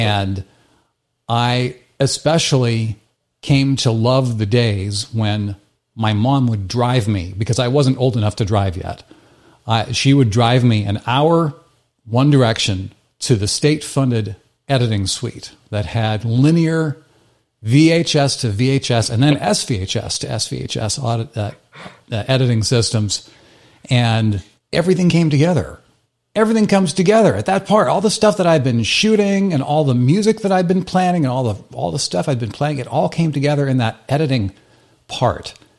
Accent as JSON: {"language": "English", "region": "Midwest United States", "country": "United States", "tie": "born or raised there", "moved": "yes", "said": "I grew up in the Midwest United States"}